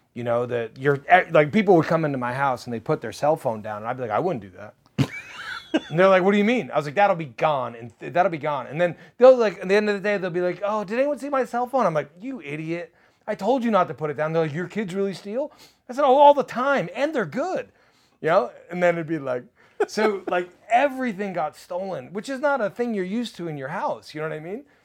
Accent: New Jersey, United States; now in Nashville, United States; I, I come from New Jersey

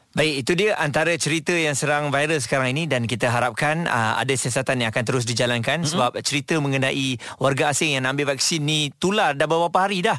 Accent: Malaysia; kita sebagai rakyat Malaysia

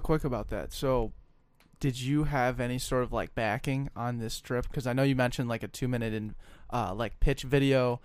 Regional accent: Colorado, United States; I am from Colorado

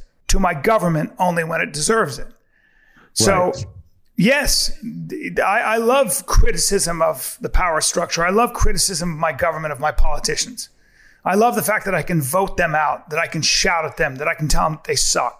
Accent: United States; I'm an American.

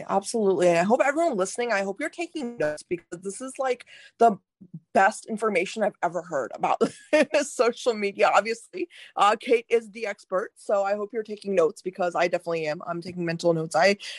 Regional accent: India; listen, as an Indian woman, I'm telling you, like, you are one of the only real Indian women I've seen on social media.

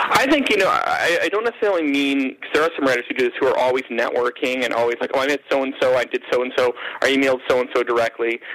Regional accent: Canada; being Canadian

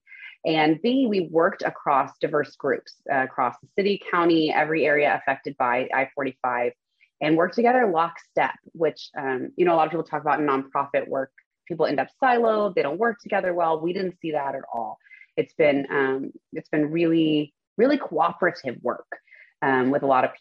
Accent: Spring, Texas, United States; also born or lived in The Woodlands, Texas; I grew up in Spring near Klein High School with my parents, older brother, younger sister

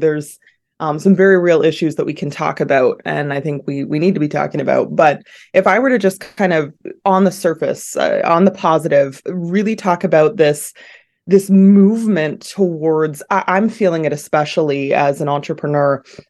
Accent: Ontario, Canada; I am. Yeah, I was born and raised in the Durham region, so part of the Greater Toronto area, and I'm currently living there as well.

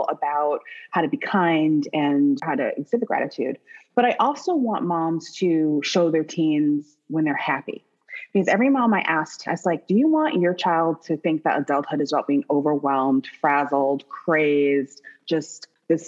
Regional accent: Midwest, United States; I grew up in the Midwest

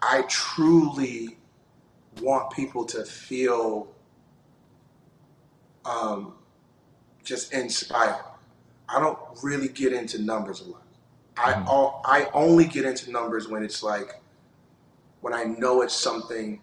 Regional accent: North Carolina, United States; now in Charlotte, United States; I'm from North Carolina, born and raised.

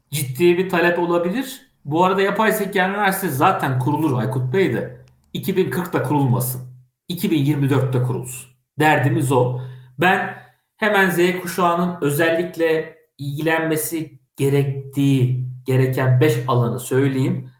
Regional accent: Kastamonu, Turkey; Ben Kastamonluyum. Kastamonu çok güzel 19 tane ilçesi var. 1078 tane köyü var.

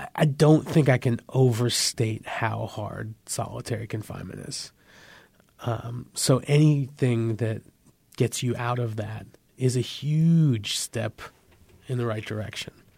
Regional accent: San Francisco Bay Area, California, United States; They got married, they had my brother and I, raised us in, in the San Francisco Bay Area

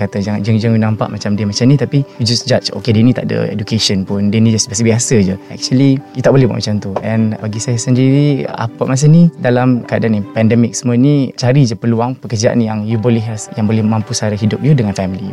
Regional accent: Tawau, Sabah, Malaysia; moved away as an adult; now in Kuala Lumpur, Malaysia; saya berasal daripada Tawau Sabah dan menetap dekat Kuala Lumpur since study lagi lah until now

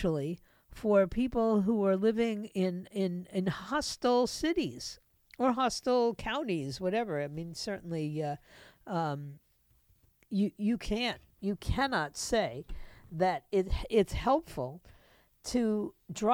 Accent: New York, United States; moved away as an adult; I grew up in New York

